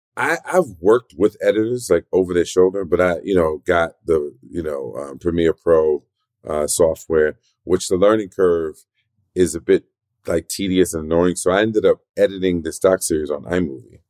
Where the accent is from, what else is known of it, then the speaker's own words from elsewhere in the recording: New York City, New York, United States; also born or lived in South Bronx; I was born in the South Bronx, raised in Spanish Harlem